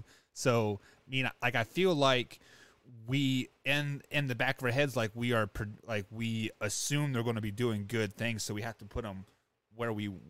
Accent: Kansas, United States; I'm from Kansas.

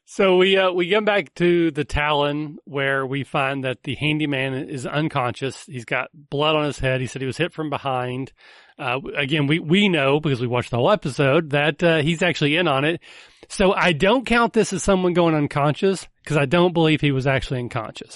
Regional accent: the South, United States; I'm from the South

